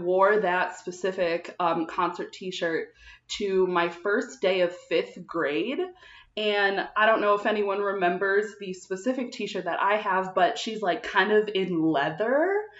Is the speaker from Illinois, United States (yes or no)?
yes; Illinois, United States; now in Indianapolis, United States; I'm originally from an hour south of Chicago, but I've been living in Indianapolis for 3 years.